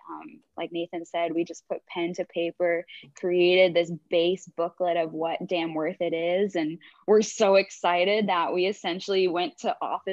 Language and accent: English; Vancouver, British Columbia, Canada; also born or lived in Oregon; I'm a former Oregon State gymnast from Vancouver, BC.